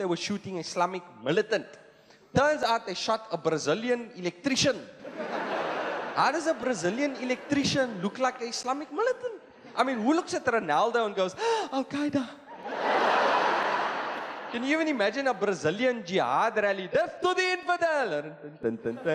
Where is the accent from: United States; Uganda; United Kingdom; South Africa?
South Africa; Cape Town, Western Cape; I'm from Cape Town